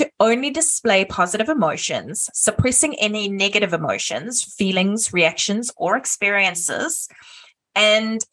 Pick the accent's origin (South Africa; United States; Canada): South Africa; I'm South African